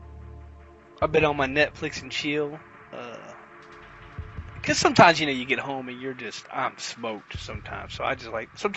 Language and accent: English; the South, United States; I'm from the South